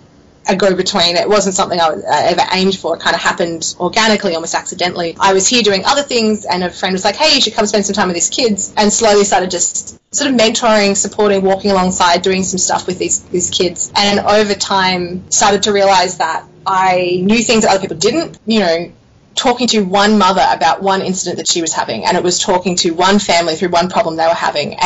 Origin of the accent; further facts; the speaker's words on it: Australia; moved away as an adult; also born or lived in Sydney, Australia / Canberra, Australia / Connecticut, United States / China; growing up in Australia